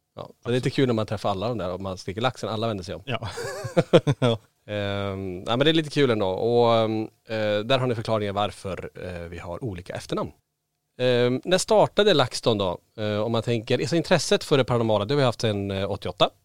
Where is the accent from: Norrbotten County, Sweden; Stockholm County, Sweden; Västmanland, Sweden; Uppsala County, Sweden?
Norrbotten County, Sweden; Kiruna; now in Borås, Sweden; jag och Niklas vi är födda och uppvuxen i Kiruna. Vi har bott faktiskt lika länge nere i Borås, eh, faktiskt längre nu, eh, än vi har bott i Kiruna